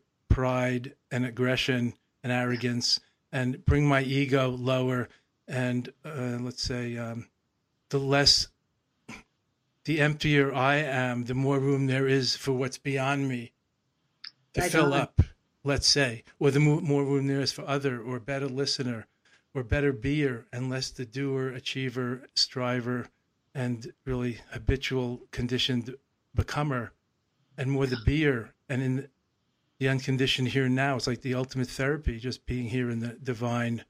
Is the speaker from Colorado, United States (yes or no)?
no; New York, United States; was growing up in New York, motor mind and motor mouth, as I did in the 50s and 60s